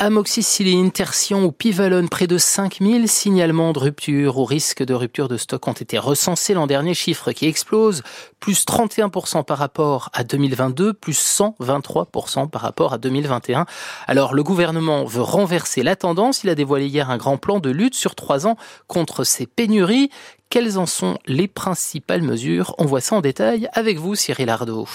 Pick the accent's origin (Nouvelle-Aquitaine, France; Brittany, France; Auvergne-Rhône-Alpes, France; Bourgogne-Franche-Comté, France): Bourgogne-Franche-Comté, France; chez nous, en Franche-Comté